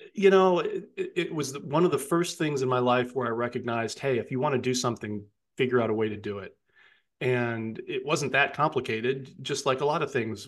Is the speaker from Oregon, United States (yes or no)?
no; Johnson City, New York, United States; my hometown of Johnson City, New York